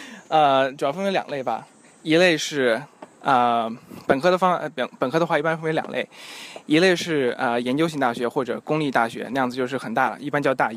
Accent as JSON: {"language": "Chinese", "town": "Jingdezhen", "region": "Jiangxi", "country": "China", "tie": "born or raised there", "lives_now": "Beijing, China", "said": "景德镇。"}